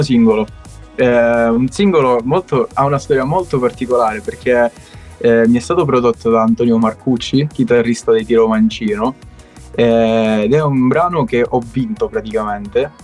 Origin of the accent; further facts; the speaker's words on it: Castrolibero, Calabria, Italy; io sono un cantautore calabrese, come dicevo eh, sono di Castro Libero, piccolo comune in provincia di Cosenza